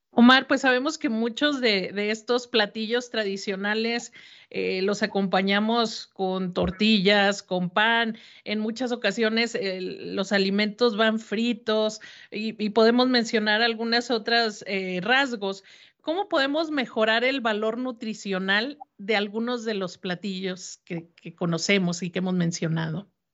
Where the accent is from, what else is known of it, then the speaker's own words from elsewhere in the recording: Mexico; cómo nuestra cultura se expresa a través de nuestra cocina mexicana